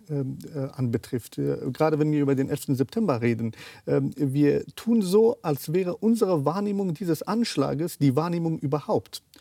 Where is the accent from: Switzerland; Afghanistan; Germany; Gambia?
Afghanistan; Kabul; Ich bin in Afghanistan aufgewachsen, 13 Jahre alt war ich in Kabul, ich bin zur Schule gegangen.